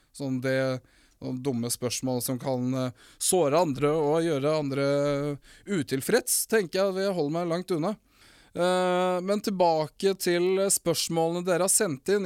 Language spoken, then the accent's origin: Norwegian; Finnmark, Norway; accent: Finnmark dialect; moved away; also born or lived in Morocco